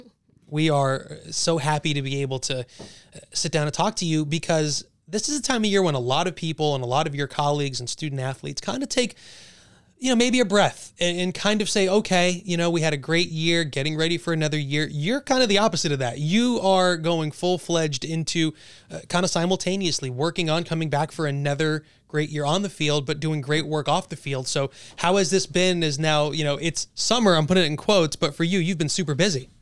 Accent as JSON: {"language": "English", "area": "Monmouth and Ocean County", "region": "New Jersey", "country": "United States", "said": "We're all from Monmouth and Ocean County in our area"}